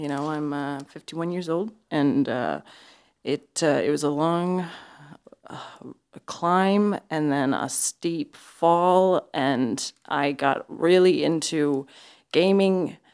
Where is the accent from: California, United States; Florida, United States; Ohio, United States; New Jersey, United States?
Ohio, United States; Because I am from Ohio.